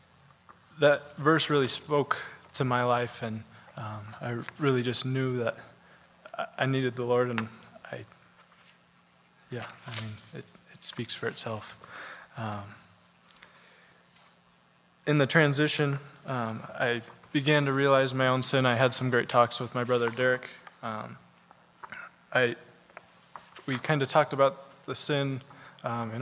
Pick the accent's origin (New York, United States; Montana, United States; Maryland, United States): Montana, United States; Belgrade; I grew up in Belgrade with my parents and my two brothers